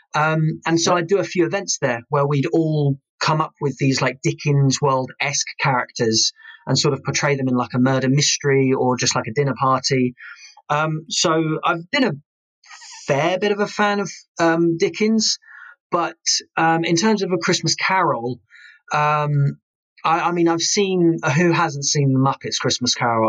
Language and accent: English; Kent, South East England, United Kingdom; moved away; I am originally from Kent, and we had a place in Chatham